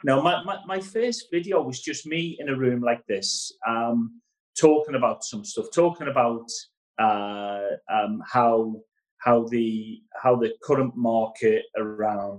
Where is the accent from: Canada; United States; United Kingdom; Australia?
United Kingdom; Liverpool, North West England; All of my life, growing up in Liverpool